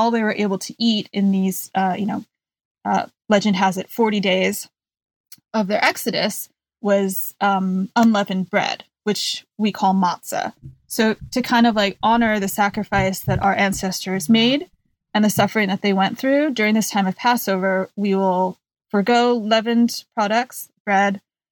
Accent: New York City, New York, United States; I grew up in New York City

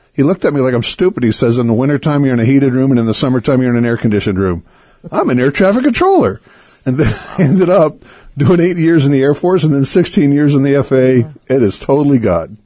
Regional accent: United States; I'm an American. Come on. I'm born in America.

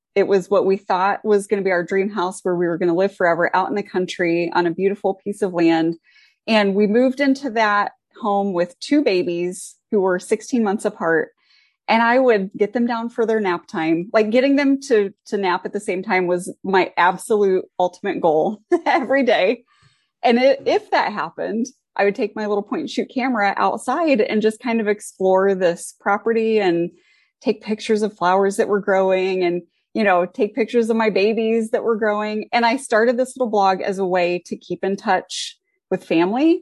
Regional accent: Ohio, United States; now in Indiana, United States; I grew up in Ohio

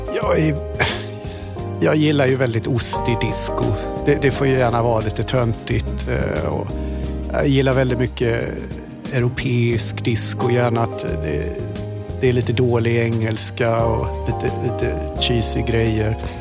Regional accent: Germany; moved away; jag är tysk

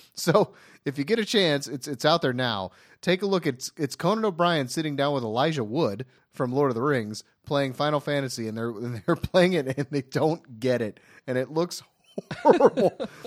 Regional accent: Ohio, United States; now in Los Angeles, United States; I have a, a, a close-knit group of friends that I all grew up with in Ohio

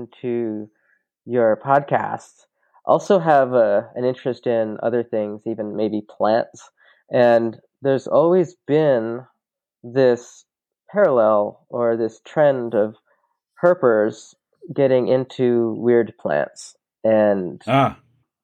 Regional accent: Tucson, Arizona, United States; I was born and raised in Tucson, Arizona

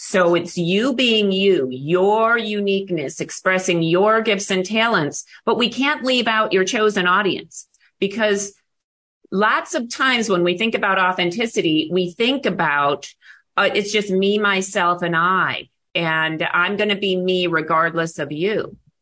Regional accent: Buffalo, New York, United States; moved away as an adult; now in Arizona, United States; I grew up in Buffalo, New York

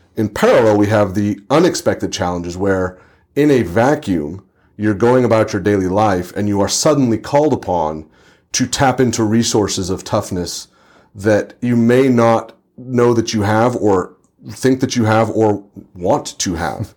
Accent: Santa Rosa, California, United States; I'm in my hometown, I'm in Santa Rosa, California

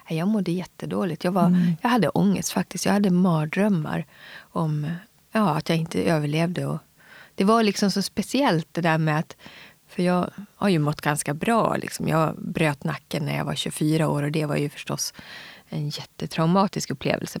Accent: Gagnef, Dalarna County, Sweden; also born or lived in Umeå, Västerbotten; vi flyttade ner till Dalarna, till Mockfjärd bodde jag först

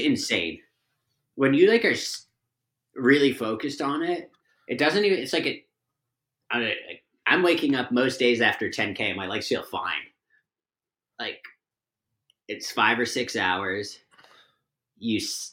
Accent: Bedford, Massachusetts, United States; we both grew up like a town away from each other in Massachusetts

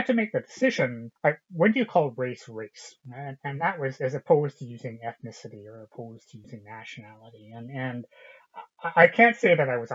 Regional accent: British Columbia, Canada; Having grown up in a lily white city in British Columbia, Canada, as one of the very few ethnic minorities

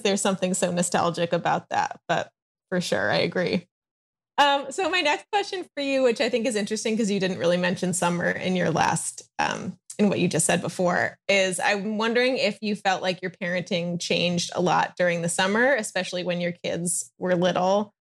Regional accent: Chicago, Illinois, United States; also born or lived in East Coast, United States; now in Southern California, United States; I live in Southern California, although I'm originally from the Chicago area and lived, um, on the East Coast for a while

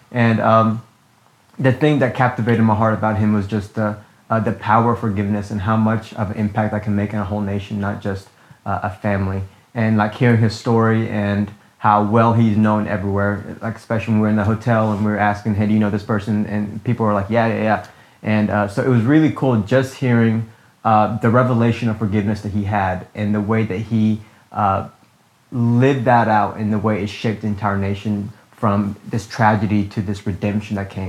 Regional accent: Ethiopia; now in Abilene, United States; I'm from Abilene, Texas. I've lived there for about 16 years of my life. Uh, originally, I'm from Ethiopia

